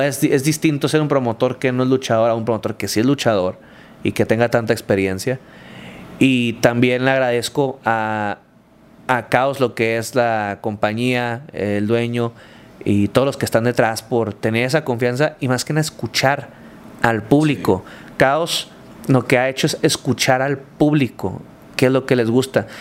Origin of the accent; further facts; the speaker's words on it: Culiacán, Sinaloa, Mexico; soy de Culiacán, soy así, mi estilo de vida es así, o hablo así, o soy así en el ring y tengo este carisma. ¿Por qué? Soy de Sinaloa